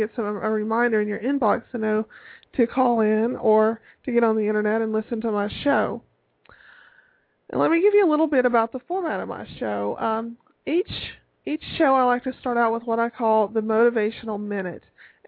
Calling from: Tallahassee, Florida, United States; I come from you from Tallahassee, Florida, and it has gone from being fairly mild temperatures to being in the full-blown mid-80s

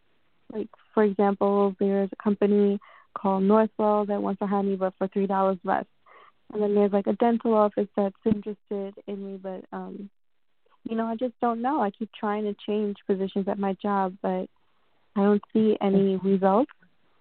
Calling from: New York, United States; I'm calling in from New York.

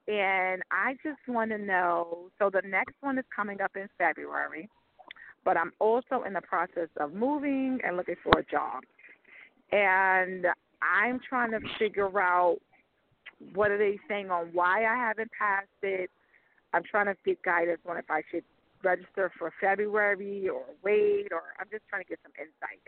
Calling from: New York, United States; from New York.

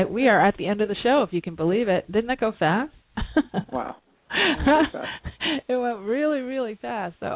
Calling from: London, United Kingdom; I'm calling in from London, uh, you know, at the midnight.

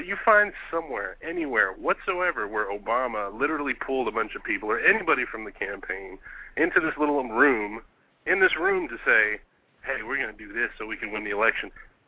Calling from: Arlington, Texas, United States; I'm calling from Arlington, Texas. We're in the middle of Dallas and Fort Worth.

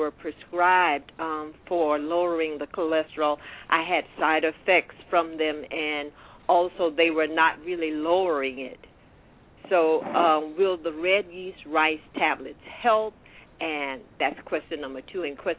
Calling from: Columbia, South Carolina, United States; I'm from Columbia, South Carolina.

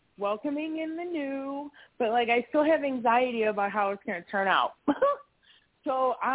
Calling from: Wisconsin, United States; I'm calling from Wisconsin.

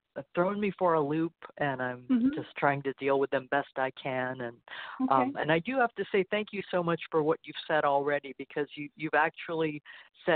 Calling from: Illinois, United States; I'm calling from Illinois.

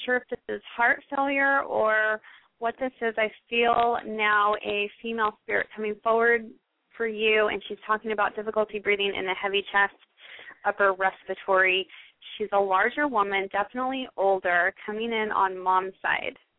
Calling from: New York, United States; I'm calling from New York.

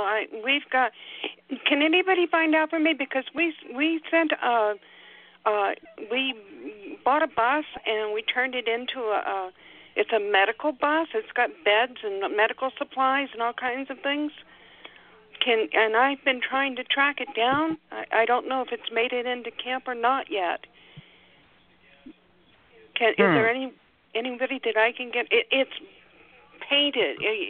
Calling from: Salem, Oregon, United States; I'm actually calling from Salem, Oregon. It's not that far away, but sometimes it feels like it is.

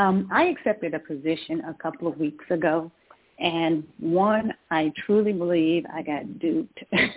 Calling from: Georgia, United States; I'm calling from Georgia.

